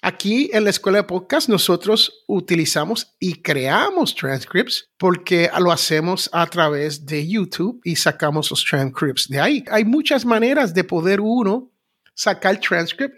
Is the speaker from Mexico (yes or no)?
no; United States; aquí en los Estados Unidos hay lo que yo llamo la gran nación norteamericana donde yo nací